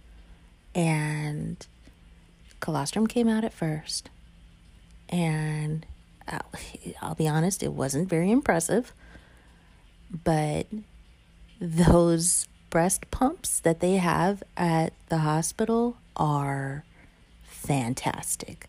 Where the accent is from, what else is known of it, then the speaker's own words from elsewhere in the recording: the South, United States; I was raised in the South